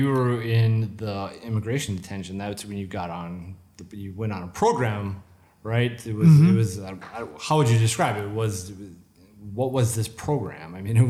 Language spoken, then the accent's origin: English; Minnesota, United States; growing up in the Midwest, like, you come up in the American kind of, like, sensibility, it's like the police, you know, you respect the police